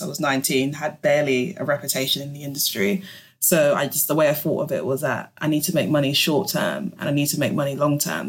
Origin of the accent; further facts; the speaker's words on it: London, United Kingdom; I'm born and raised in London, so it's kind of all I know